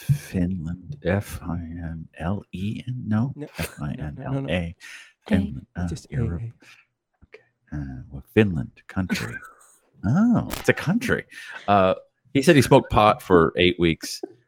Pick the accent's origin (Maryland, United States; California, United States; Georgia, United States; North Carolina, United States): California, United States; I'm from California.